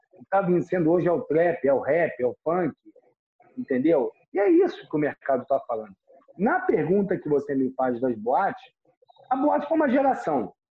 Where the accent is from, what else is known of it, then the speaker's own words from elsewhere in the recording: Rio de Janeiro, Brazil; E eu nasci em Ipanema, eu era da Zona Sul